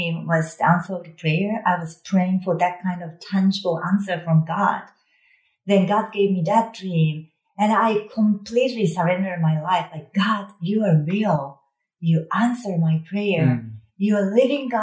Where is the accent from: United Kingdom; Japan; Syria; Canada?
Japan; also born or lived in Texas; now in United States; as a Japanese